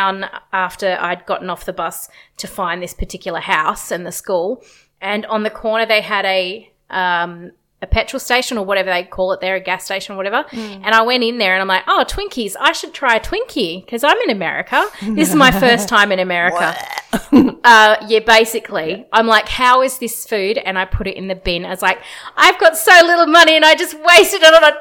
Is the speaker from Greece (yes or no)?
no; Perth, Western Australia, Australia; I'm from Perth